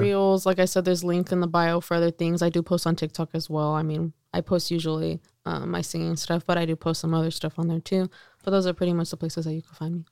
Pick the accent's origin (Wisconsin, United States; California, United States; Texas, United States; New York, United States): California, United States; Salinas; also born or lived in Las Vegas; it's my hometown